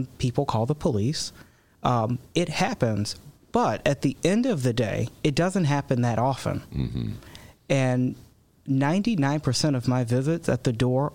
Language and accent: English; Chicago, Illinois, United States; now in DuPage County, United States; I was born in Chicago.